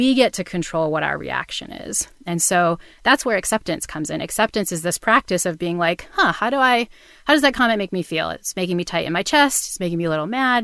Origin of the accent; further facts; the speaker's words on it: New Bedford, Massachusetts, United States; I grew up in New Bedford, Massachusetts, which is the town in Moby Dick